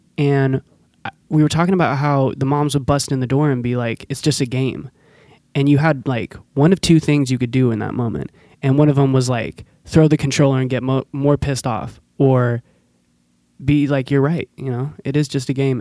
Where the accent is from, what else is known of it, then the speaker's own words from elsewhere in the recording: Forest Grove, Oregon, United States; I grew up in Forest Grove